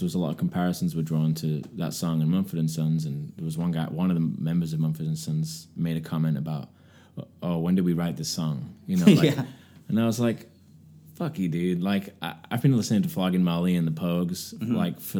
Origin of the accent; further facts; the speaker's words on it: England, United Kingdom; moved away as an adult; now in United States; Yeah, and I feel more of an American now. I've been here longer in my adult life than I was in England